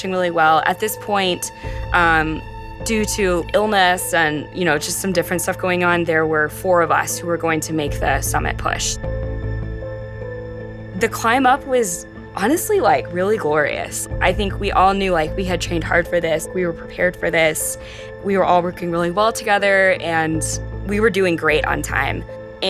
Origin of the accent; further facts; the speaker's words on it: Texas, United States; I grew up in Texas, and growing up in Texas, I didn't have access to a lot of the outdoors